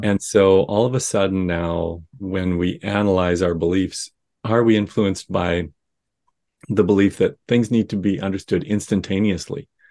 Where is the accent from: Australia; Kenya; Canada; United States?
Canada; Saskatchewan; growing up in Saskatchewan